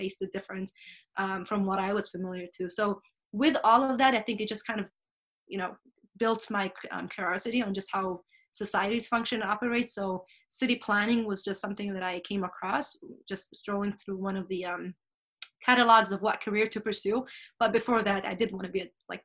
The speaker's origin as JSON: {"language": "English", "country": "Switzerland", "tie": "born or raised there", "also_born_or_lived": "England / East Africa", "moved": "yes", "said": "growing up in Switzerland"}